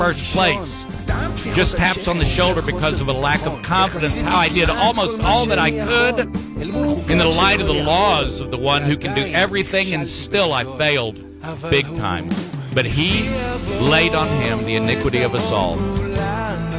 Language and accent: English; United States; I'm American